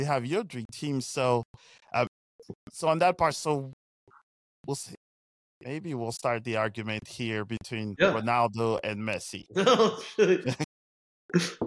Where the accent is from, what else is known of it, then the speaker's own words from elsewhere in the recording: Paris, Île-de-France, France; moved away; PSG, which was my hometown soccer team